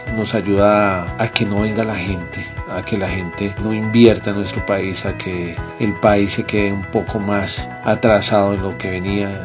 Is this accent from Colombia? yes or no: yes; Colombia; somos un país muy rico en diversidad de climas, ciudades